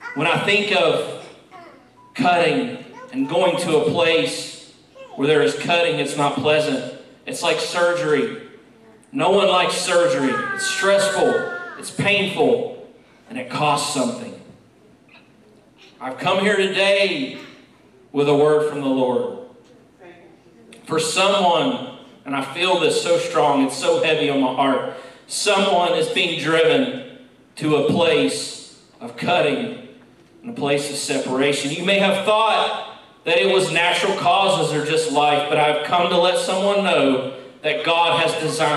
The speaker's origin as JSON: {"language": "English", "region": "West Virginia", "country": "United States", "tie": "born or raised there", "moved": "yes", "said": "Growing up in West Virginia"}